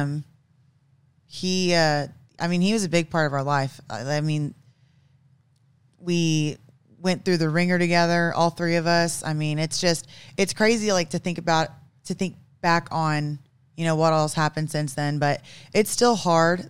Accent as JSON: {"language": "English", "town": "Broken Arrow", "region": "Oklahoma", "country": "United States", "tie": "born or raised there", "also_born_or_lived": "Tulsa, Oklahoma / Kansas", "said": "I'm actually from Oklahoma, born and raised in Tulsa. Well, I should say Broken Arrow"}